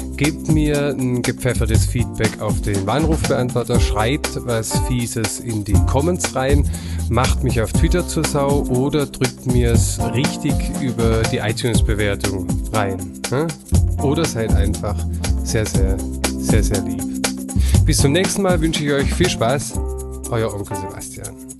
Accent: Swabia, Germany; Das kenne ich nicht als Schwabe

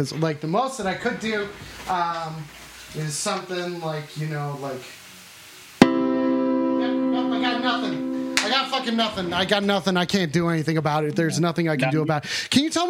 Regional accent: Englewood, United States; Yeah, I'm from Englewood.

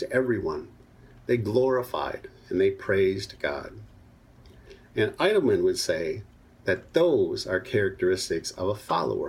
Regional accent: Minnesota, United States; I was a young boy growing up in Minnesota

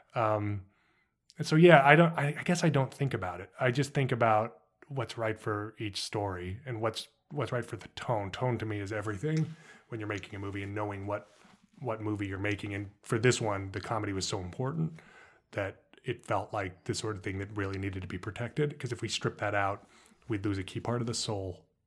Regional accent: Los Alamos, New Mexico, United States; I grew up in Los Alamos, New Mexico

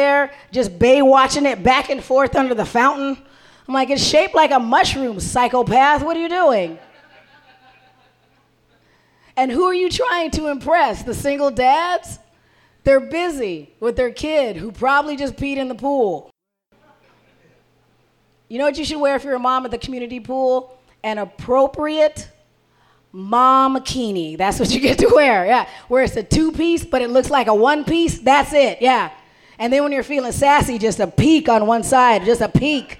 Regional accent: Arizona, United States; now in Minnesota, United States; I didn't grow up here. I grew up in Arizona

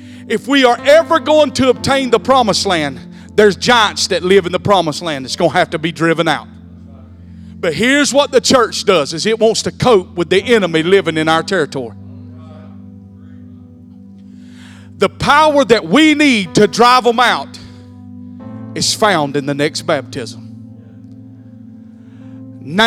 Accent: Bacon County, Georgia, United States; also born or lived in Wayne County, Georgia; I was born and raised in Bacon County.

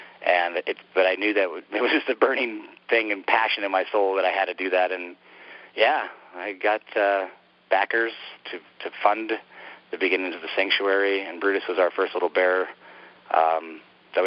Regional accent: Montana, United States; since I was a kid growing up in Montana

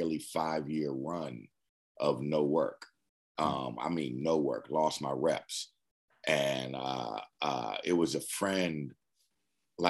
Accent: Berkeley, California, United States; moved away as an adult; now in Los Angeles, United States; I'm from Berkeley

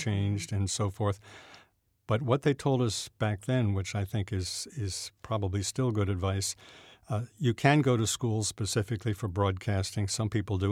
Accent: New Jersey, United States; I grew up in South Jersey

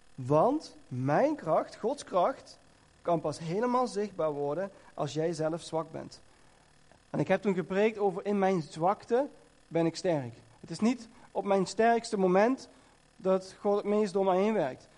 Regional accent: Netherlands; ik kom uit Nederland

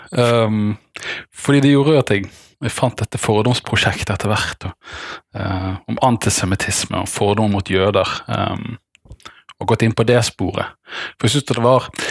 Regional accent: Bergen, Vestland, Norway; moved away; also born or lived in Denmark; så er jeg bergenser av hjerte, men kanskje dansk av kultur

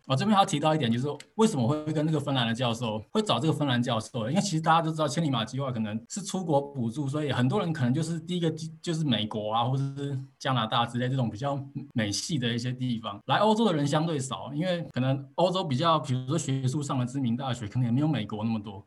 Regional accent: Taiwan; moved away as an adult; now in Oulu, Finland; 我们台湾人或是我们亚洲人

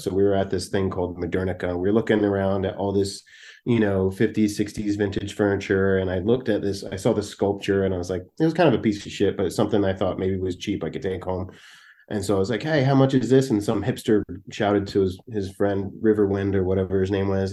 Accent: New Jersey, United States; moved away as an adult; also born or lived in California; I'm from South Jersey, man. I grew up in, um, uh, South S-, suburban South Jersey. I'm, it's a Philadelphia suburb, which is where I live now.

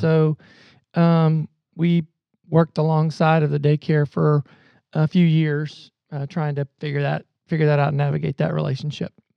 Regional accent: Southern Ohio, United States; also born or lived in Columbus, Ohio; grew up in Southern Ohio, came to the Ohio State University

